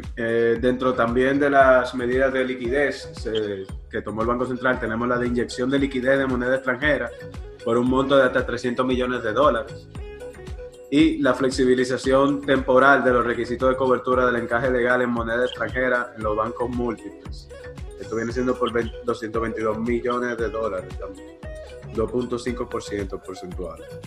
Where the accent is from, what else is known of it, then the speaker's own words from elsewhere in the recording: Dominican Republic; como dominicanos